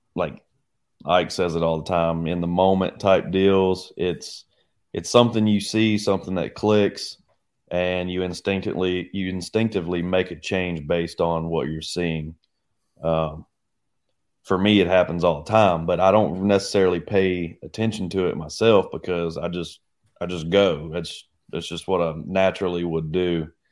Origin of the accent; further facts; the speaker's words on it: United States; now in Oklahoma, United States; growing up on the Arkansas River, it was simple.